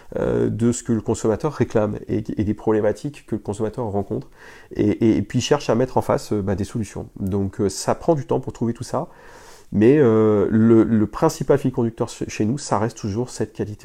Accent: Lille, Hauts-de-France, France; on est du Nord. Moi, je suis, euh, je suis lillois

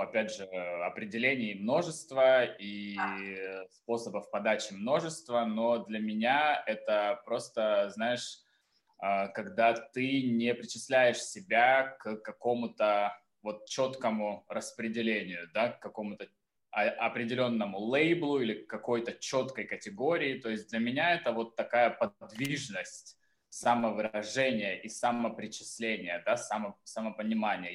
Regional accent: Taganrog, Rostov Oblast, Russia; also born or lived in Moscow / Saint Petersburg / Florence; now in Tbilisi, Georgia; я родился в Таганроге

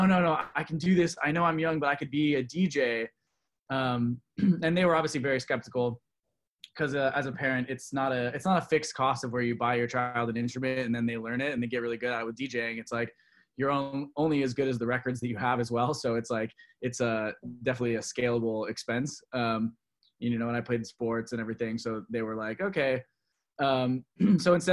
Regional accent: Orlando, Florida, United States; also born or lived in Michigan; I was born in Michigan, and my family moved to Florida about the time that I was 4 or 5. So a little background on this whole thing is Orlando, Florida, where we moved

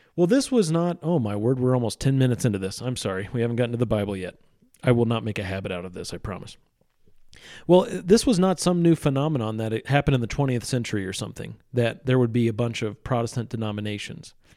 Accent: central Missouri, United States; my hometown, out in the country in central Missouri

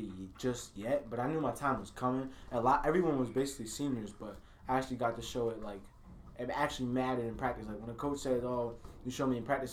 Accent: Kingston, New York, United States; I'm from Kingston.

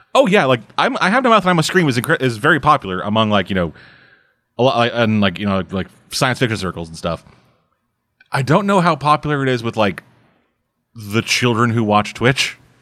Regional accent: Southern, United States; accent: Southern; my accent switched from Southern to Russian.

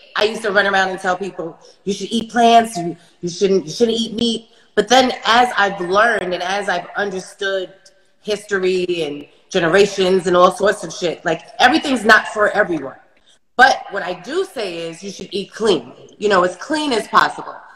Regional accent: New York City, New York, United States; I'm from Brooklyn

